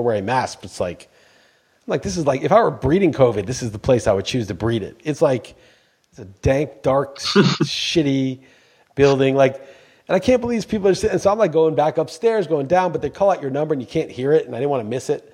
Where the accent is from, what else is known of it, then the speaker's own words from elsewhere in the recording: New York, United States; moved away as an adult; now in Portugal; I'm from New York